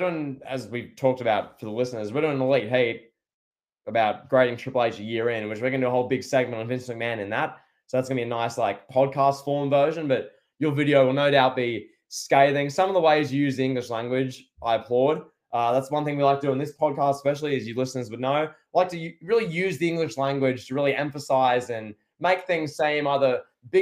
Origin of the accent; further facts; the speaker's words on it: Australia; I'm Australian, so I sound different